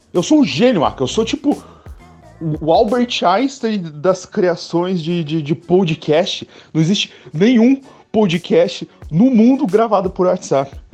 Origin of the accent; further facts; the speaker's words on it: Curitiba, Paraná, Brazil; Minha horta! Olha só como eu sou curitibano, cara.